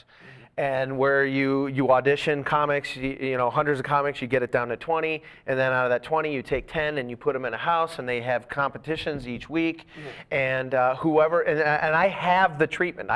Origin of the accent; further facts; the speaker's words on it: Boston, Massachusetts, United States; I'm from Boston